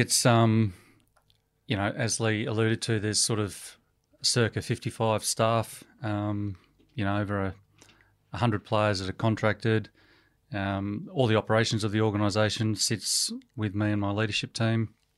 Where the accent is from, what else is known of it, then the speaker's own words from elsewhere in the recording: Melbourne, Victoria, Australia; moved away as an adult; also born or lived in Hollywood, United States; I was born in Melbourne and born and bred in Melbourne